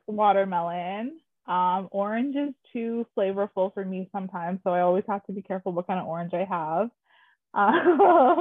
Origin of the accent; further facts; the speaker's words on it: Garden River First Nation, Northern Ontario, Canada; also born or lived in Ottawa; I grew up in Northern Ontario, like Grace, Garden River First Nation